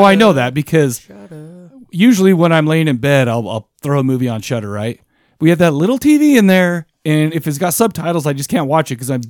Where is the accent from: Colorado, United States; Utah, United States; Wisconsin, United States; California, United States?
Utah, United States; Farmington; I grew up in Farmington, Utah. I know what it's like to grow up in a rough area